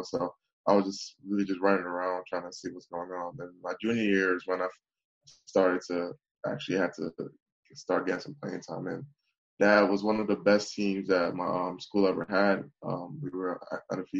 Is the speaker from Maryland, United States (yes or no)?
yes; Bowie, Maryland, United States; My hometown, Bowie, is located in Prince George's